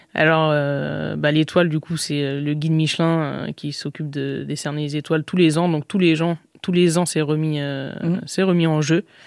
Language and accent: French; Nice, Provence-Alpes-Côte d'Azur, France; moved away as an adult; now in Paris, France; je suis niçoise, j'ai vécu à Nice 17 ans